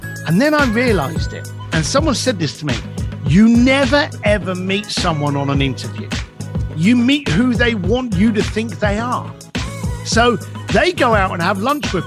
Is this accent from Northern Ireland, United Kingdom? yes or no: no; London, United Kingdom; As a bricklayer growing up in East London